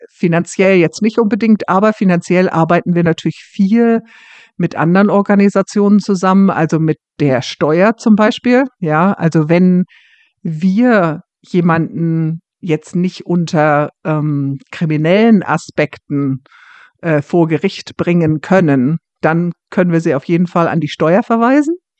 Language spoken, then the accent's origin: German; Hamburg, Germany; moved away as an adult; now in Scotland, United Kingdom; Ich komme ja aus Hamburg